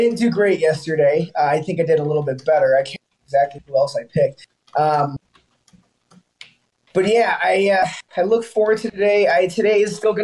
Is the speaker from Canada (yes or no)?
no; Colorado, United States; growing up in Colorado